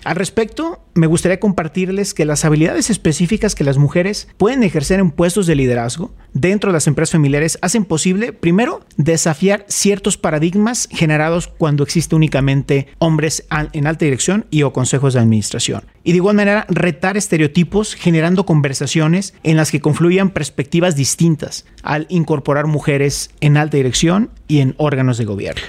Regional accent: Mexico

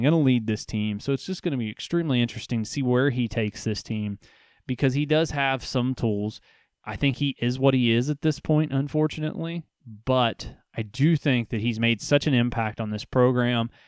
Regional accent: Ohio, United States; I'm here from Ohio

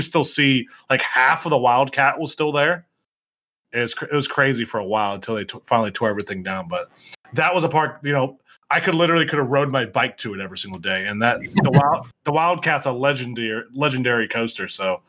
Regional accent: Youngstown, Ohio, United States; I grew up in Youngstown, Ohio, and there's a park there.

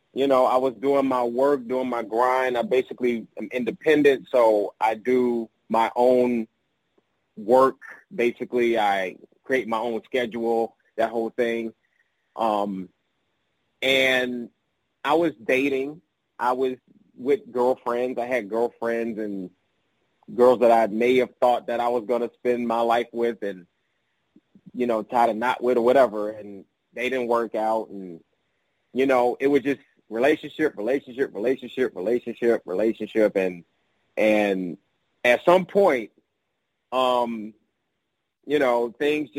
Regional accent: Chicago, Illinois, United States; I grew up on the south side of Chicago, in a neighborhood known as High Park

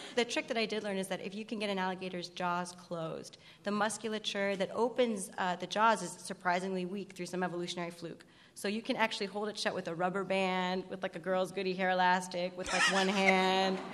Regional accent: South Florida, United States; I am from South Florida

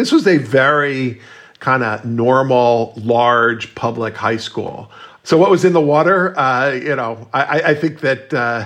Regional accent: Miami, Florida, United States; moved away; I grew up with Ketanji Brown Jackson in Miami

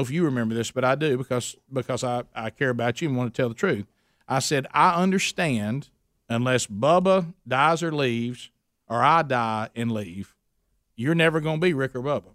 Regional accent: Oxford, Alabama, United States; my hometown a, in Oxford, Alabama

